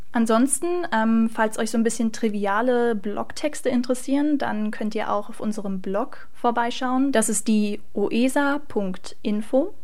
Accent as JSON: {"language": "German", "town": "Magdeburg", "region": "Saxony-Anhalt", "country": "Germany", "tie": "born or raised there", "said": "komme gebürtig aus Magdeburg"}